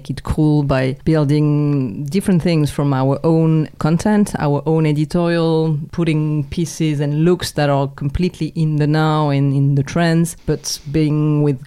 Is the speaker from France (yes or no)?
yes; near Montpellier, Occitania, France; English is a second language; moved away as an adult; now in Hong Kong; I'm a girl from the South, so raised and born near Montpellier